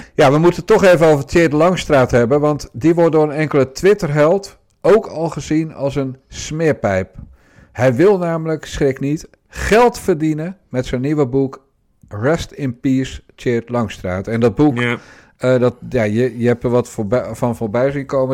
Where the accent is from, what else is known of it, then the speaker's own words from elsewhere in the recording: Rotterdam, South Holland, Netherlands; als Rotterdammer.